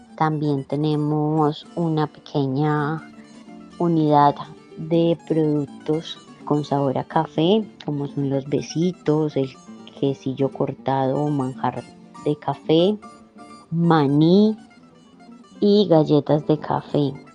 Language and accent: Spanish; Ulloa, Valle del Cauca, Colombia; Somos un grupo mayormente conformado por mujeres, como ya lo dije, del municipio de Ulloa